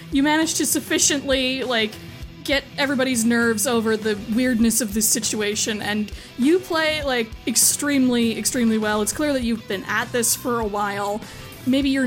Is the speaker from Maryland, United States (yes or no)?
no; Minneapolis, Minnesota, United States; Like, I'm from like Minneapolis myself originally.